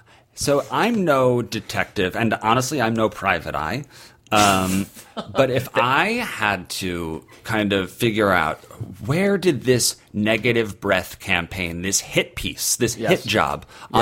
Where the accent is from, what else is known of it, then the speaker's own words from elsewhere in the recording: United States; I feel like we as an American culture have all grown up a little bit.